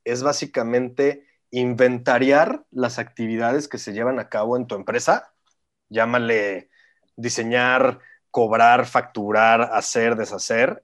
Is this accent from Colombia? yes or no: no; San Luis Potosí, Mexico; moved away as an adult; also born or lived in Mexico City / New York; yo nací en el DF, pero desde chiquito me fui a vivir a San Luis, entonces me considero potosino 100%.